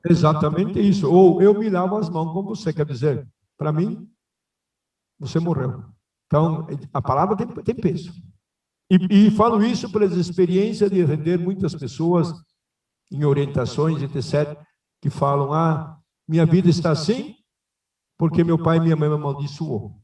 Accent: Rio Grande do Sul, Brazil; moved away; also born or lived in Rio Claro, São Paulo / Paranatinga, Mato Grosso; Como bom gaúcho

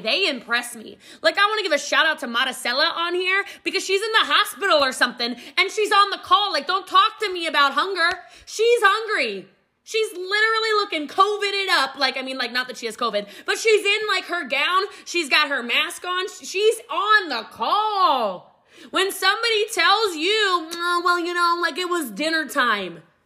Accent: Middletown, Maryland, United States; moved away; also born or lived in Frederick County, Maryland / Gaithersburg, Maryland; I did grow up in Middletown, Maryland

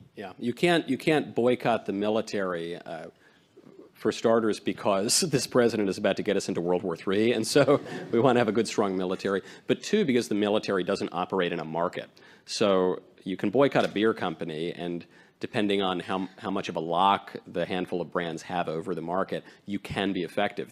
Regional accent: New York, United States; also born or lived in California; now in Tennessee, United States; I am from New York.

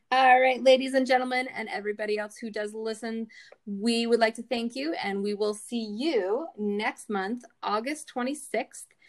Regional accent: Canada; we're Canadian

